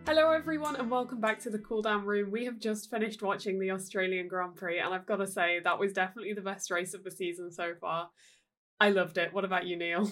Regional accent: United Kingdom; I'm British

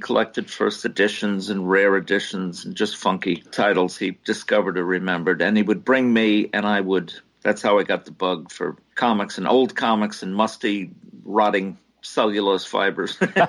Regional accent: New York City, New York, United States; born there; also born or lived in New Jersey; I was born in New York City, and he would get 7 or 8 newspapers every week

